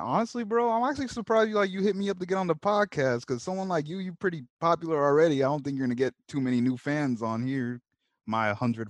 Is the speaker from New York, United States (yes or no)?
no; Anaheim, California, United States; I'm from Anaheim